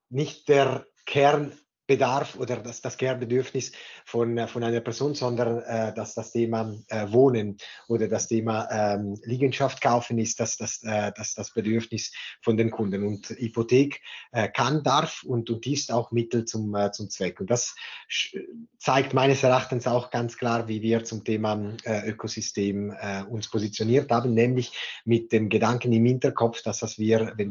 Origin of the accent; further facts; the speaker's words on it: Ticino, Switzerland; born there; German is a second language; moved away as an adult; nicht gebürtige Deutschschweizer, äh, sondern in Tessin geboren und danach für das Studium in die Deutschschweiz gekommen